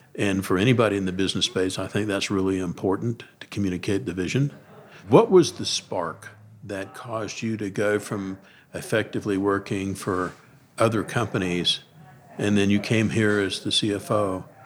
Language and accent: English; Deep South, United States; I grew up in the Deep South